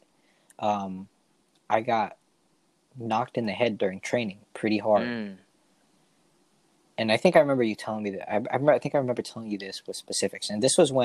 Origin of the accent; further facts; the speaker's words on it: Monterey, California, United States; now in Stockton, United States; Originally, I'm from like the Monterey Seaside area